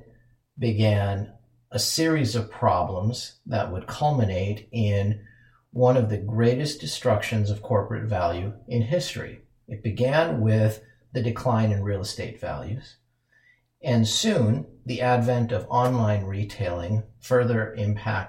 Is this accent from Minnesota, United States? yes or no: yes; Minneapolis, Minnesota, United States; my hometown of Minneapolis